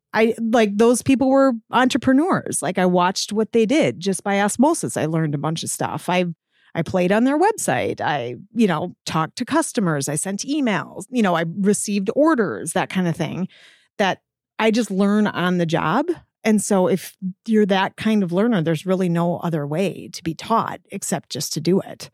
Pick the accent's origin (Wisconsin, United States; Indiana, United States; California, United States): Wisconsin, United States; Cross Plains; I grew up just outside of Cross Plains. So I am a Middleton High School grad